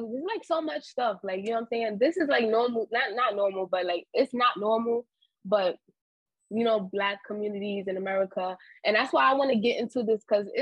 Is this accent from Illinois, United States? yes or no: no; New York City, New York, United States; I'm from New York, from Harlem. I was born and raised, yeah, Harlem girl